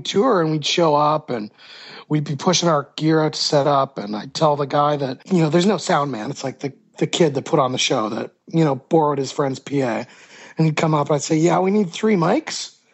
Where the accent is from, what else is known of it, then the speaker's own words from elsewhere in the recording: Hamilton, Ontario, Canada; born there; Yep, I was born in Hamilton, Ontario, which is this kind of steel city town.